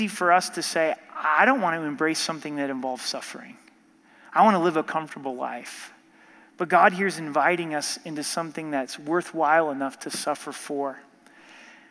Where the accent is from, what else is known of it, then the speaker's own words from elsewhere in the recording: United States; We're pretty comfortable as American Christians